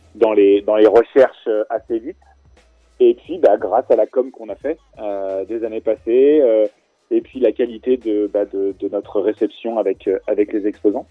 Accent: Clermont-Ferrand, Auvergne-Rhône-Alpes, France; also born or lived in Angers, Maine-et-Loire; on est de Clermont

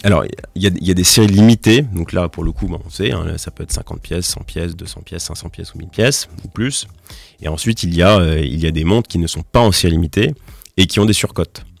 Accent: Nancy, Grand Est, France; also born or lived in Strasbourg; à Nancy, qui est ma ville natale

